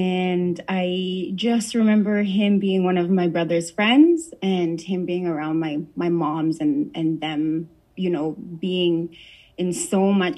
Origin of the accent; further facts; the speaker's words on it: near North Battleford, Saskatchewan, Canada; I am from Soto, First Nation, a little town outside of North Battleford.